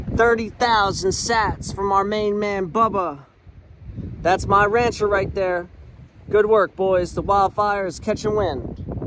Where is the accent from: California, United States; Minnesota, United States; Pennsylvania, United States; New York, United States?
Pennsylvania, United States; Philadelphia; I'm from Philly. Shout out to the 215. I'm a long way from home.